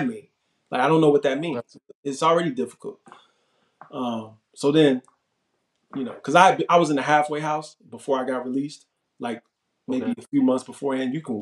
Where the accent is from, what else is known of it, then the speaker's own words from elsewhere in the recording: Chicago, Illinois, United States; My parole transferred back to my home state of Illinois so I can go back to Chicago